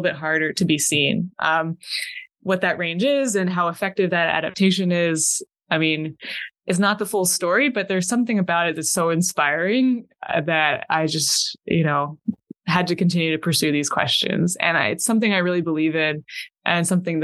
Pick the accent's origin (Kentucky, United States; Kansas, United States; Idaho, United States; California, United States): Idaho, United States; moved away; I'm from Idaho